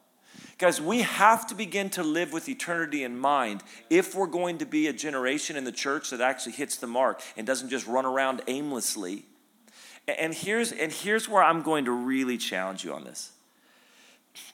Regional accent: Redding, California, United States; also born or lived in Sacramento, United States; I grew up in Redding

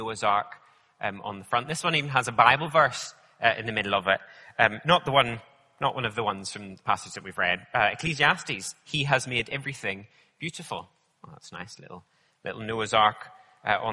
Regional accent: Northern Ireland, United Kingdom; I grew up in Northern Ireland, so I know all about rain

